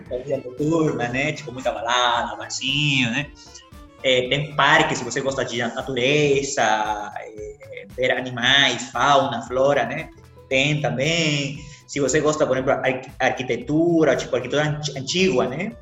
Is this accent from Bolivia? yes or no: yes; Santa Cruz de la Sierra, Santa Cruz, Bolivia; Portuguese is a second language; moved away; minha terra, terra muito linda, terra muito bonita, muito quente também